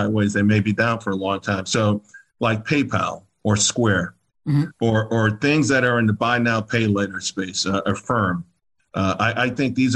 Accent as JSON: {"language": "English", "region": "New York", "country": "United States", "tie": "born or raised there", "also_born_or_lived": "Pittsburgh / San Antonio / Germany / Japan", "said": "growing up in Harlem"}